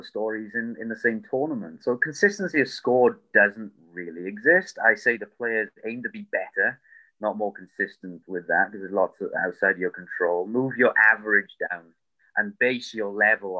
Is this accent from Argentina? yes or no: no; United Kingdom; I'm British